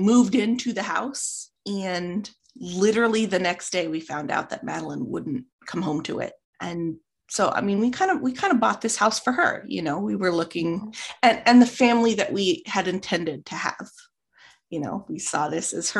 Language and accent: English; Midwest, United States; I'm from the Midwest.